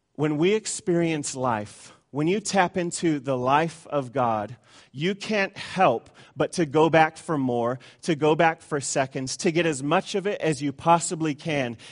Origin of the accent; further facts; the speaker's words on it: Tucson, Arizona, United States; I come from Tucson, Arizona